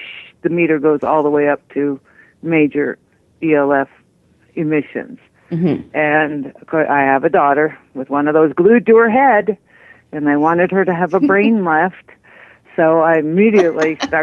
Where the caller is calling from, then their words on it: Colorado, United States; I'm calling from Colorado.